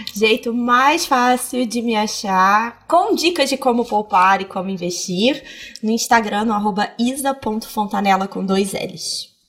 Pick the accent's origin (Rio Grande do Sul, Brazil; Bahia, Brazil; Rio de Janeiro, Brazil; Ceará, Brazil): Rio de Janeiro, Brazil; Petrópolis; Eu nasci em Petrópolis